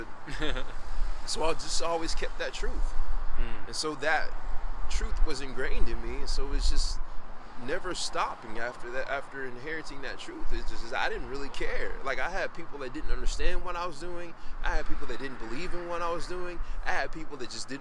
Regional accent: Longview, Texas, United States; we back in Longview, my hometown

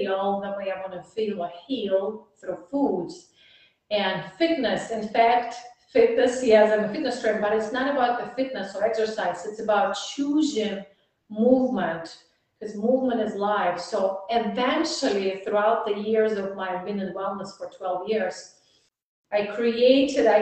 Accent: Russia; English is a second language; moved away as an adult; now in Dallas, United States; I'm in Dallas, it's warm, and I'm from Russia, it's cold

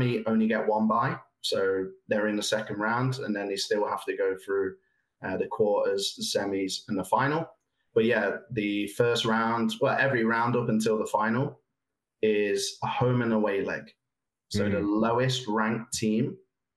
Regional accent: England, United Kingdom; now in Canada; I'm from England

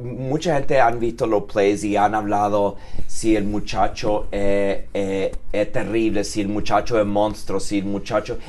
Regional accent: United States; Yo nací en los Estados Unidos

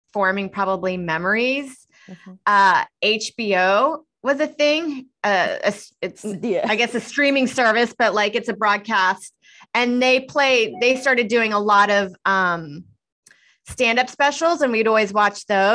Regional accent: Houston, Texas, United States; moved away as an adult; now in New York City, United States; I'm actually from Houston, Texas, and I started there and moved up here 12 years ago

